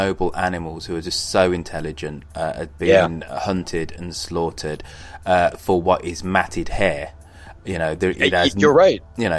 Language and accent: English; United Kingdom